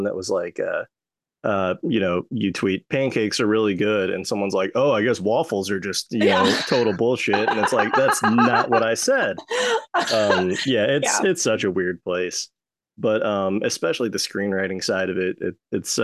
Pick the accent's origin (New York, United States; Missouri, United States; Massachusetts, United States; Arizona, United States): Missouri, United States; St. Louis; also born or lived in Lansing, Michigan / North Carolina; I was born in Michigan, Lansing, moved to North Carolina when I was like one. And then by the time I was like three, going on four, we settled down in Missouri, and I've been here ever since.